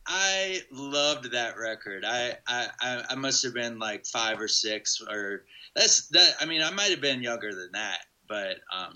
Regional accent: Hillsborough, North Carolina, United States; In Hillsborough.

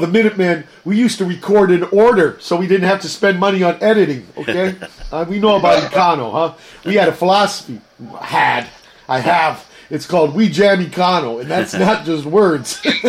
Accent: San Pedro, California, United States; also born or lived in Virginia; I went to school here in Pedro with a couple guys named Dragon. I thought it was the most bitchin' first name. I came from Virginia, so I was like 9 years old when I came here, and I didn't know Slav people yet.

